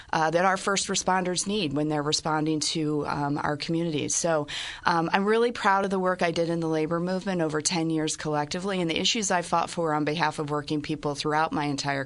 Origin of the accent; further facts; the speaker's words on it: Peoria, Illinois, United States; now in Springfield, United States; I'm originally from Peoria and a graduate of the University of Illinois. And I'm living in Springfield